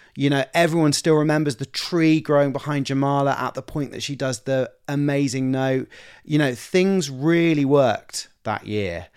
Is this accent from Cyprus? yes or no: no; United Kingdom; me being British and being from the U K.